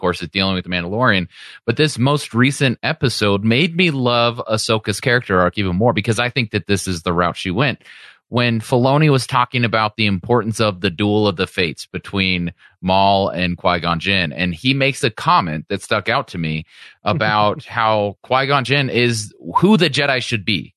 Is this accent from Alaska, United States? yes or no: no; Modesto, California, United States; I am from Modesto, California, so the same hometown as George Lucas